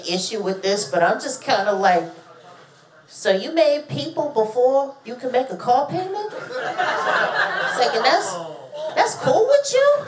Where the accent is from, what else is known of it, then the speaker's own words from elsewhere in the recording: Boston, Massachusetts, United States; also born or lived in West Coast; I'm from Boston